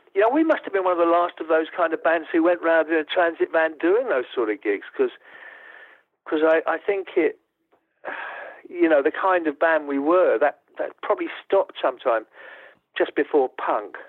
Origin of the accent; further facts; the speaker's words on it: Essex, East Anglia, East of England, United Kingdom; I'm an East Anglian. You know, I'm from Essex in East Anglia